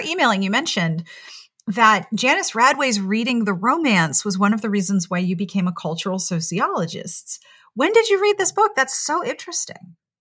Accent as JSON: {"language": "English", "town": "Pittsburgh", "region": "Pennsylvania", "country": "United States", "tie": "born or raised there", "also_born_or_lived": "South Carolina", "moved": "as an adult", "said": "I grew up in Pittsburgh, and then I went to a women's college in South Carolina"}